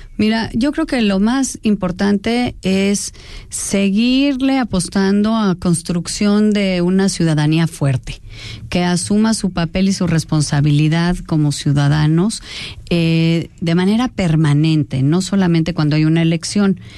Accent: Mexico; forma de relacionarnos los mexicanos

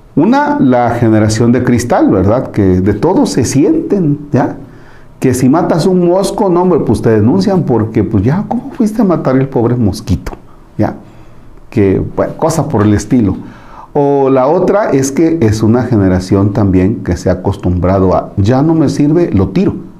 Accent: Tomatlán, Mexico; moved away; mi pueblo, la hizo allá en, la, en mi casa, en Tomatlán

